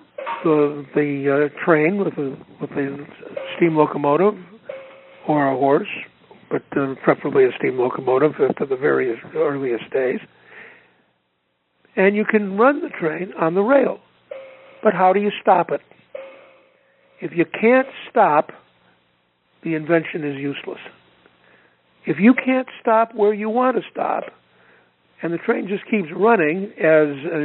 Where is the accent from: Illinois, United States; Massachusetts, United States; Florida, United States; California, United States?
Illinois, United States; Chicago; I grew up here in Chicago on the South Side